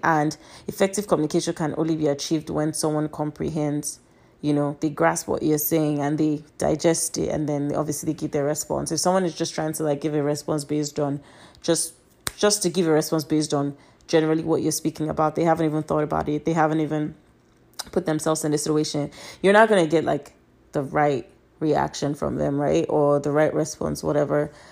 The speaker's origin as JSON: {"language": "English", "country": "Nigeria", "moved": "yes", "lives_now": "United States", "said": "I'm Nigerian, but I live in America"}